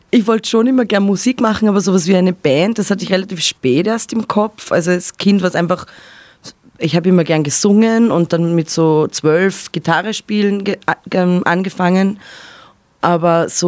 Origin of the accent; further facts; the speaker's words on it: Ebensee, Upper Austria, Austria; now in Vienna, Austria; aufgewachsen in Oberösterreich in einem kleinen Ort.